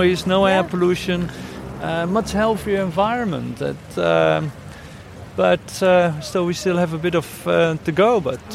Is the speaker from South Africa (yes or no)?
no; Netherlands; now in Barcelona, Spain; I come from the Netherlands